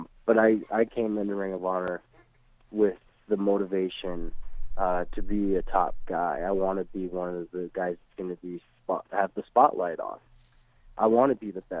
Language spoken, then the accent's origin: English; Kalispell, Montana, United States; also born or lived in South Weymouth, Massachusetts; I was born in South Weymouth, Massachusetts, and when I was a couple months old, my mom moved me to Montana